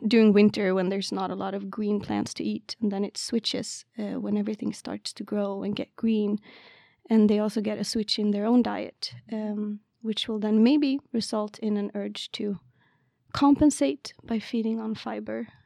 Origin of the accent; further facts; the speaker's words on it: Karlstad, Värmland, Sweden; moved away as an adult; also born or lived in Lund, Sweden; now in Umeå, Sweden; I am from Värmland, Karlstad, which is, like, around Stockholm area